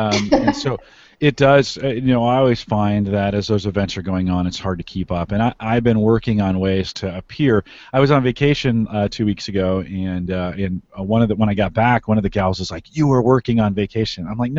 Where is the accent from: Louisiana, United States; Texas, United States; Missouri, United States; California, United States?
California, United States; now in Nebraska, United States; I'm a Silicon Valley kid. I grew up in California and moved out to Nebraska.